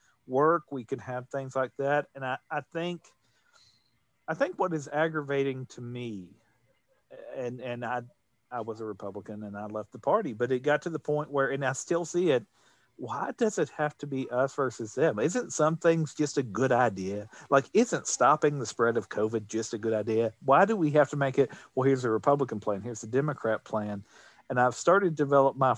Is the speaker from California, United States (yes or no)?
no; Morehead, Kentucky, United States; now in Lexington, United States; I grew up outside of Moorhead